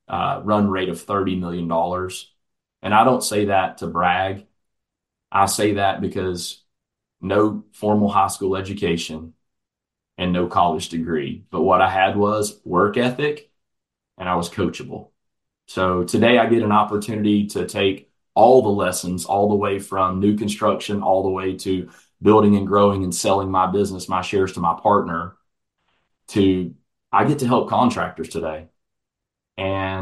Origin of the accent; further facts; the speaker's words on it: Atlanta, Georgia, United States; Atlanta, Georgia, which is my hometown where I'm originally from